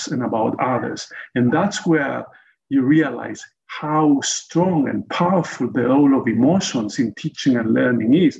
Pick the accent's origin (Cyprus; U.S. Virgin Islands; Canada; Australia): Cyprus; also born or lived in United States / South Africa; growing up in Cyprus